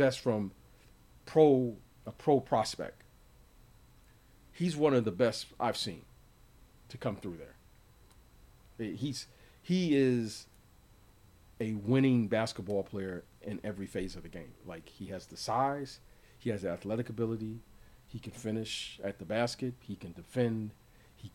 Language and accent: English; Detroit, Michigan, United States; growing up in Detroit